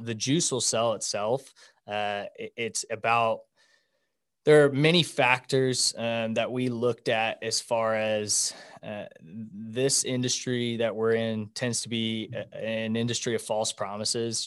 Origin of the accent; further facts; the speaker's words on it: Wichita, Kansas, United States; also born or lived in Denver; I'm from Wichita. Uh, I went to independent school my whole life, graduated in two thousand ten.